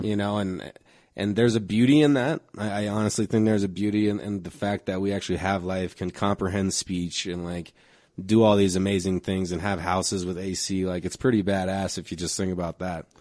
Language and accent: English; Denver, Colorado, United States; I grew up in this neighborhood, Park Hill